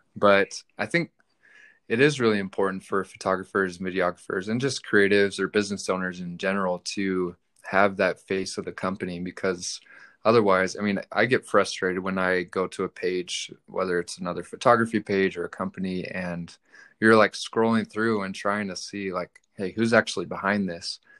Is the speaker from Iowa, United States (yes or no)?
no; Reno, Nevada, United States; I'm from Reno.